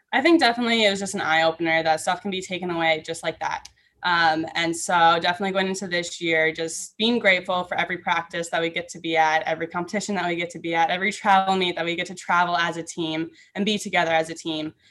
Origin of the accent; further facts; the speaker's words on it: Minnesota, United States; I grew up in Minnesota